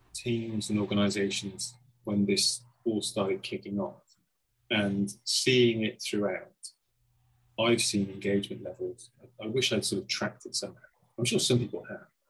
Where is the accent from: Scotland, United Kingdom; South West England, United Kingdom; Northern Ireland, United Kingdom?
South West England, United Kingdom; Cheltenham; my background is a pub in my hometown, Cheltenham